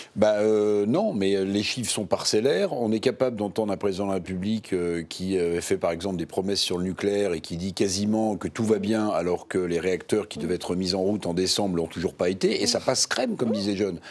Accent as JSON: {"language": "French", "area": "Charente", "region": "Nouvelle-Aquitaine", "country": "France", "said": "chez moi en Charente"}